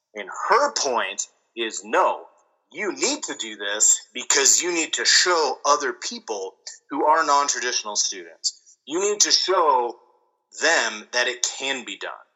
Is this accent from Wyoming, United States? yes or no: yes; near Laramie, Wyoming, United States; the Matthew Shepard case happened in Wyoming, but it happened very close to my hometown